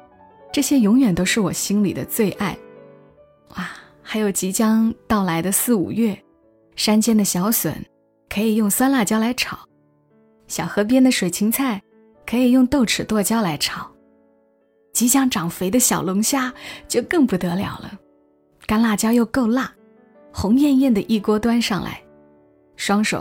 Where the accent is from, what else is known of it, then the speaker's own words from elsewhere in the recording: Changsha, Hunan, China; moved away as an adult; now in Shenzhen, China; 我是长沙人。虽然今年来了深圳